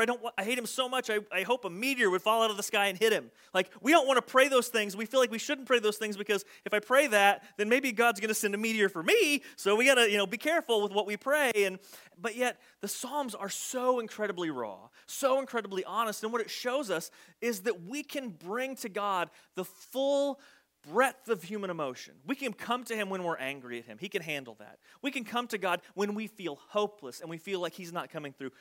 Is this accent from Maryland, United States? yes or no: no; Southern Illinois, United States; accent: twang; I was from Southern Illinois and I had apparently a bit of a twang to my voice